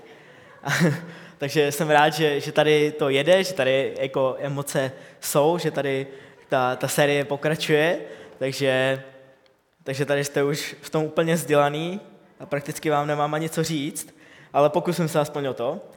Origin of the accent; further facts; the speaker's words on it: Bohemia, Czechia; u nás v Čechách